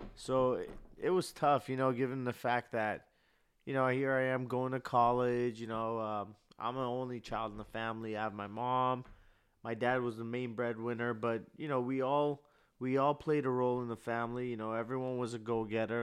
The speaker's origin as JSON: {"language": "English", "town": "Burbank", "region": "California", "country": "United States", "tie": "born or raised there", "said": "I grew up here in Cali, in Burbank"}